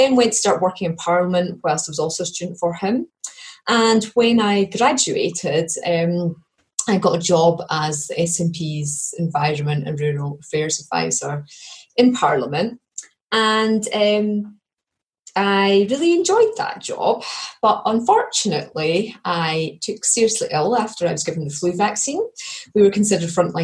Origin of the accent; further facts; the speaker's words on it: Perthshire, Scotland, United Kingdom; also born or lived in Edinburgh; I'm from Perthshire, which is sort of, it's a very beautiful area of Scotland